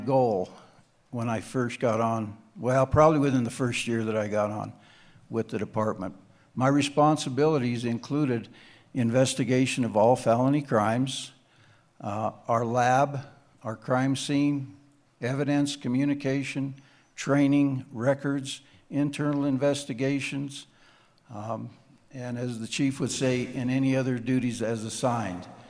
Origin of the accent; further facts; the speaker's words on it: Crested Butte, Colorado, United States; moved away as an adult; also born or lived in Wheat Ridge, Colorado; I was born and raised in Cresta Butte, graduated from Cresta Butte High School